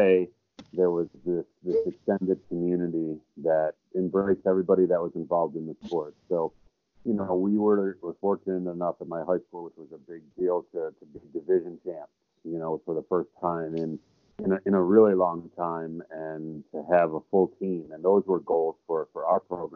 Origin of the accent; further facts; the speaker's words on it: Buffalo, New York, United States; I grew up in near Buffalo, New York.